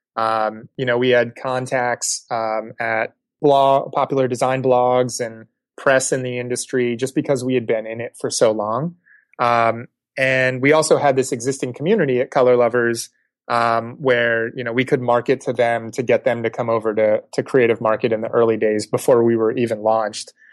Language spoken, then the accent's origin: English; East Coast, United States; moved away; I was growing up on the East Coast